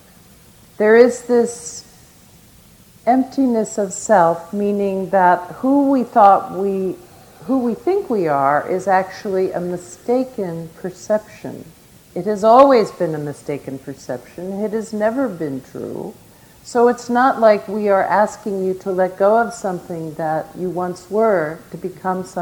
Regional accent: United States; as an American tourist

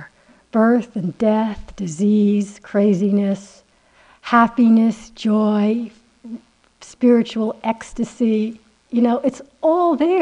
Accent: United States; I'm so American, it's unbearable, you know, I could never pass for anything else

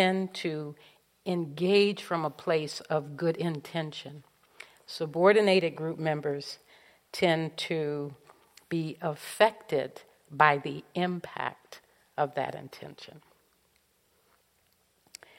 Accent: Los Angeles, California, United States; growing up in South Central Los Angeles in the middle of the civil rights movement

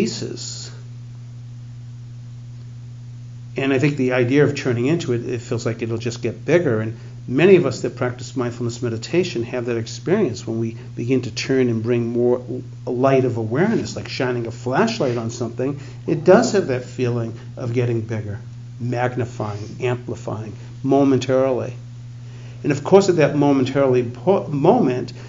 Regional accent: Boston, Massachusetts, United States; growing up in the Boston area

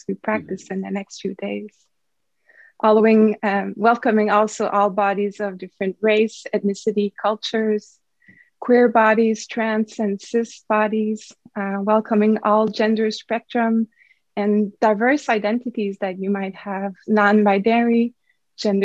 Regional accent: Canada; I'm a Canadian, French Canadian

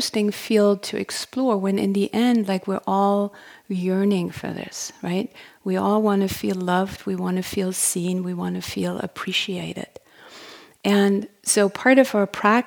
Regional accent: Germany; accent: German; English is a second language; moved away as an adult; also born or lived in Berlin; now in United States; I'm from Germany originally. You probably figured that out by my accent.

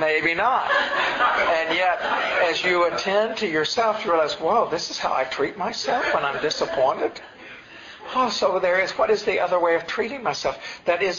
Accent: the Appalachians, Tennessee, United States; also born or lived in New York; now in California, United States; I grew up in Tennessee in the Appalachians, and then spent 10 years in New York, and then have been in California for the last 20 years

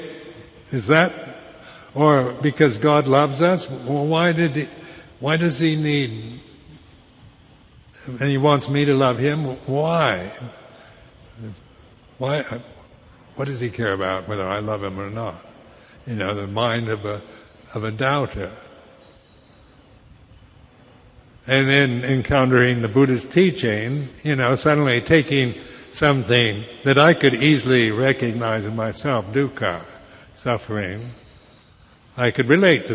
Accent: United States; moved away as an adult; being American

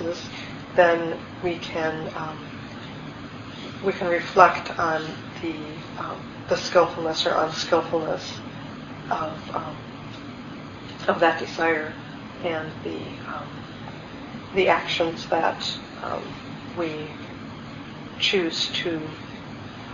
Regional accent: Minnesota, United States; I grew up in Minnesota

